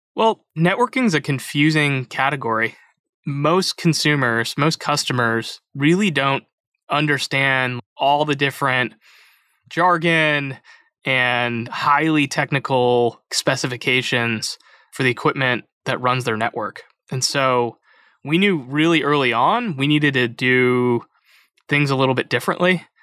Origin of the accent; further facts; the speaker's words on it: Chicago, Illinois, United States; moved away as an adult; also born or lived in West Coast; I grew up in Chicago. I came out to the West Coast for college